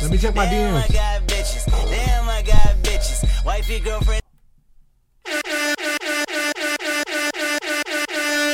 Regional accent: Sacramento, California, United States; I'm from South Sac, baby. Not Elk Grove. Not Elk Grove at all. I just went to Sheldon my last 3 years of grade school

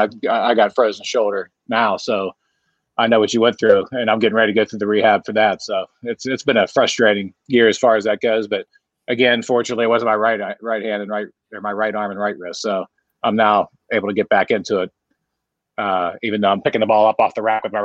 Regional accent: Beaver, Pennsylvania, United States; also born or lived in Southlake, Texas; now in Fort Worth, United States; I grew up in a small town called Beaver, Pennsylvania. It's about 40 miles from Pittsburgh

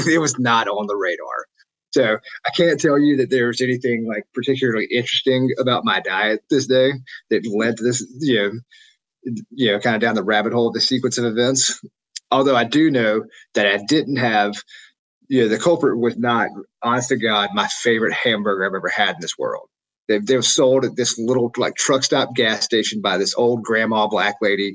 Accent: Jackson, Mississippi, United States; I grew up in in Jackson, Mississippi, and then in the suburbs.

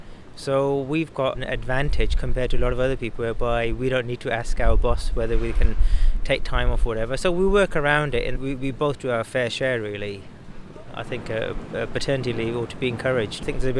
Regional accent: Wolverhampton, West Midlands, United Kingdom; I'm from Wolverhampton.

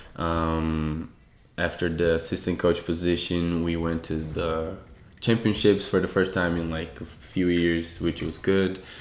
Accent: São Paulo, Brazil; moved away as an adult; also born or lived in Washington, United States; now in United States; I'm from Brazil, Sao Paulo. Um, I grew up in a very, very poor area of Brazil.

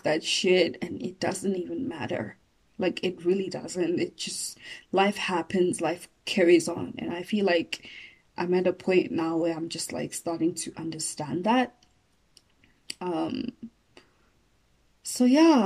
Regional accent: Johannesburg, Gauteng, South Africa; I didn't grow up in Venda. I grew up in Joburg, but I know Venda

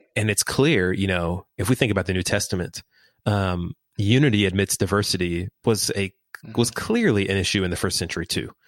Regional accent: Houston, Texas, United States; I'm I'm in Houston. I lived in mm-hmm. Houston my whole. I've been here my whole life.

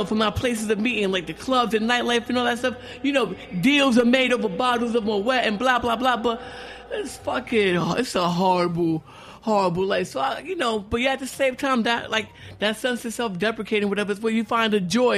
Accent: New York, United States; also born or lived in Harlem; I grew up on the Lower East Side

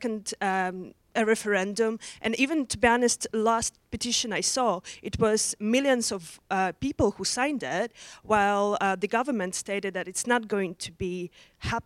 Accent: Russia; English is a second language; now in Oxford, United Kingdom; originally I'm from Russia.

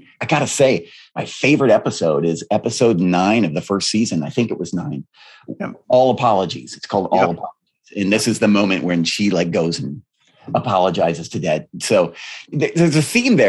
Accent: Aberdeen, South Dakota, United States; I grew up in the Dakotas

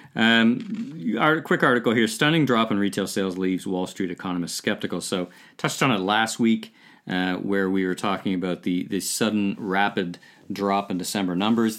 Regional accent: Ottawa, Ontario, Canada; in the Bywood Market in Ottawa, my hometown

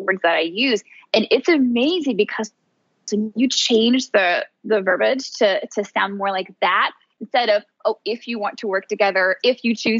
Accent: Tennessee, United States; now in Miami, United States; my hometown where I come from. I'm originally from Tennessee, even though I now live in Miami, Florida

